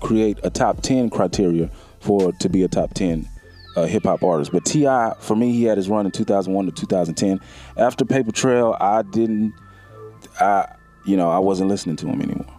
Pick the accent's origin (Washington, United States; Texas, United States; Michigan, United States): Texas, United States; Houston; I'm from Houston